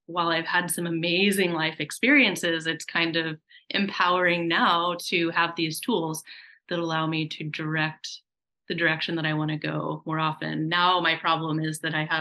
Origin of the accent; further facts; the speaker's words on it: Oregon, United States; moved away as an adult; also born or lived in Alaska; I grew up in Oregon in the countryside, you know, very rural